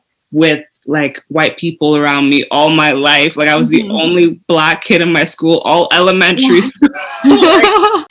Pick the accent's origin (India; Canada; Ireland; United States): Canada; I was born in Canada, but we're both in Canada now.